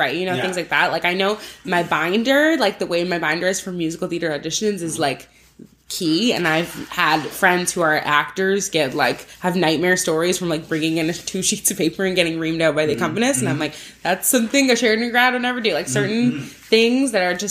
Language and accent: English; Burlington, Ontario, Canada; also born or lived in Toronto / Oakville; I moved to like right on the border. It's like Burlington, Oakville, that area.